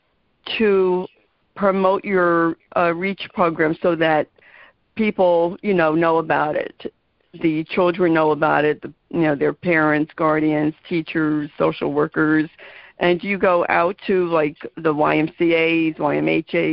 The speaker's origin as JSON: {"language": "English", "region": "New Jersey", "country": "United States", "said": "I'm from New Jersey"}